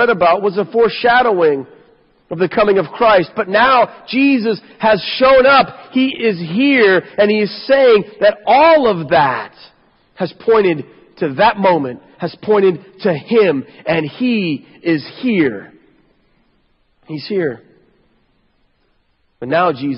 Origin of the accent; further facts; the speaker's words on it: United States; we in America